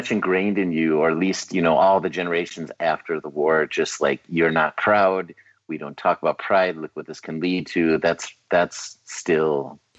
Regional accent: United States; you have something against me because I'm an American.

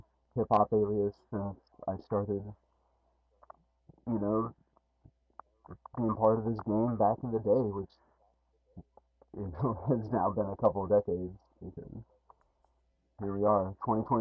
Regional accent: Council Bluffs, Iowa, United States; now in Omaha, United States; I grew up in Council Bluffs, Iowa, which is just on the other side of the river.

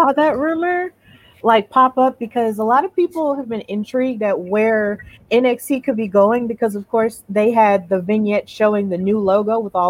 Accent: Alabama, United States; I also love the fact that he's from Alabama. You know, shout out to my home state.

